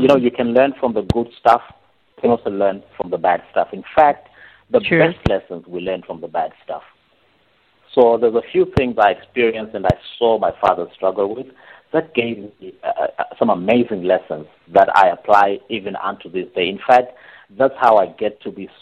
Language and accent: English; Harare, Zimbabwe; moved away as an adult; now in Seychelles; I was born in Zimbabwe, grew up in Harare, and found my way out to the Seychelles, and I've been here ever since.